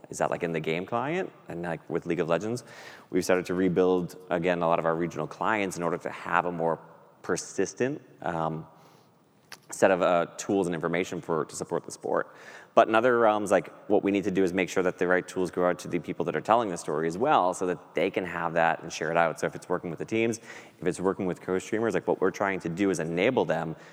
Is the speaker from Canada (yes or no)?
no; Boston, Massachusetts, United States; I grew up here in Boston as a Red Sox fan